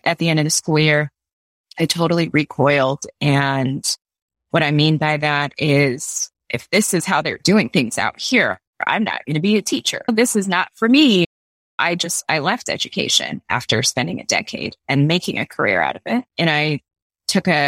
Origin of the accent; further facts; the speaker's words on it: New York City, New York, United States; moved away as an adult; now in San Francisco, United States; I'm originally from New York. I moved out to the West Coast about 3 years ago